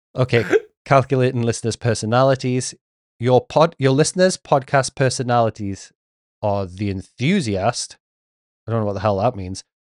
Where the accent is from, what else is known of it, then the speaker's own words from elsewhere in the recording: England, United Kingdom; being English, I did grow up watching Neighbours and Home and Away